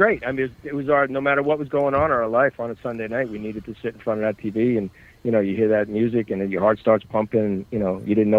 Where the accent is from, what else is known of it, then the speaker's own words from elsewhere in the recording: Bayonne, New Jersey, United States; So I grew up in Hudson County in, you know, Jersey City, Bayonne, Hoboken. I grew up in Bayonne, New Jersey. That's okay. My neighborhood. So I was surrounded by it since birth.